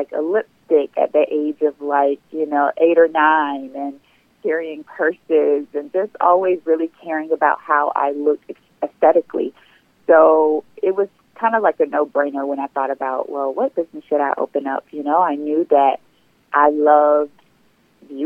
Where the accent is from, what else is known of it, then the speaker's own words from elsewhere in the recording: Sumter, South Carolina, United States; moved away as an adult; now in Atlanta, United States; I am originally from South Carolina, Sumter, South Carolina, to be exact. I moved to Atlanta about 15 years ago with the pursuit of trying to complete my undergrad